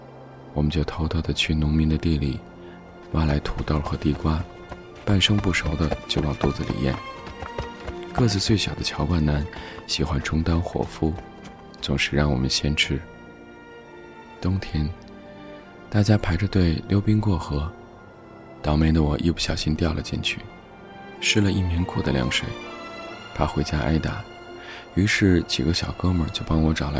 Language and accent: Chinese; Hebei, China; 我出生在河北一座小城市里，北边紧挨着北京，南边是天津。八十年代的中国小城市。